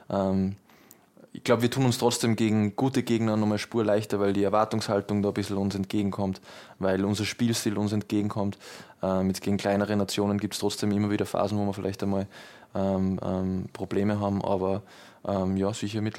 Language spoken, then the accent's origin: German; Vienna, Austria; Ich war auch im Stadion äh, gegen Deutschland, da war ich, war ich bei uns in Wien.